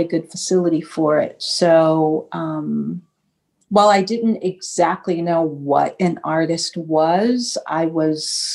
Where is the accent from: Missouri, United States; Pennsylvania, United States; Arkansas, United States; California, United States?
California, United States; Los Angeles; growing up in Los Angeles, my family's life insurance was through Golden State Mutual Life Insurance Company